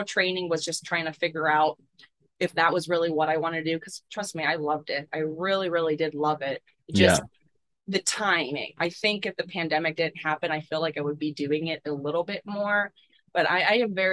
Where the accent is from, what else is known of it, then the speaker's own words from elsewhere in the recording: Pittsburgh, Pennsylvania, United States; I was born and raised in Pittsburgh, PA, so just like 20, 30 minutes away from the city of Pittsburgh South.